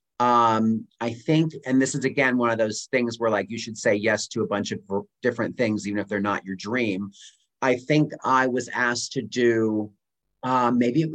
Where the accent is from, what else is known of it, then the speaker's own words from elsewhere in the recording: Pennsylvania, United States; from Pennsylvania that I grew up on called Scrapple